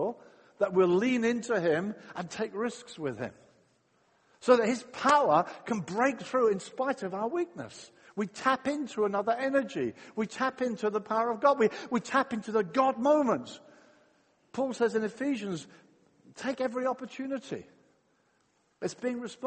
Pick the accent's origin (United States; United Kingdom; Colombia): United Kingdom; England